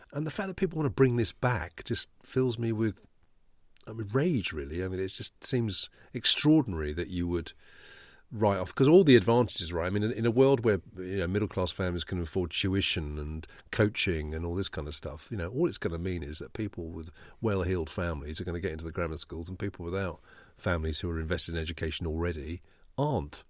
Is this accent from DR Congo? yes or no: no; Kent, South East England, United Kingdom; I grew up in Kent. It was the system where I grew up.